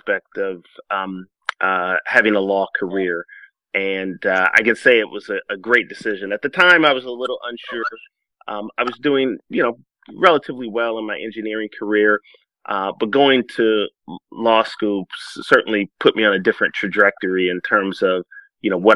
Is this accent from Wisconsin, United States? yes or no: yes; Milwaukee, Wisconsin, United States; moved away as an adult; I'm originally from Milwaukee. I grew up in the city